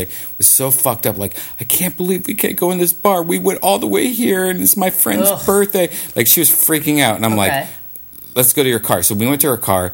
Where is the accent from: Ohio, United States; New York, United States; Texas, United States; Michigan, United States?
Ohio, United States; now in Los Angeles, United States; we're both from Ohio